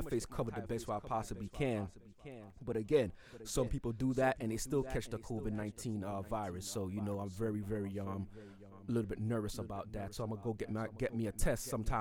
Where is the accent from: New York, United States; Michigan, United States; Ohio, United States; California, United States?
New York, United States; New York City; also born or lived in Florida; now in Atlanta, United States; I'm DJing from Atlanta, Georgia, originally from Brooklyn, New York. But I live in Atlanta now. I used to live in Florida, but again, I reside in Atlanta now